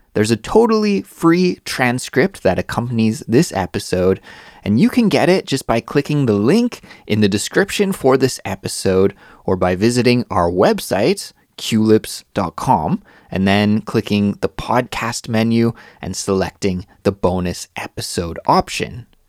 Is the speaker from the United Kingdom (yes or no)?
no; Canada; moved away; my home country, in Canada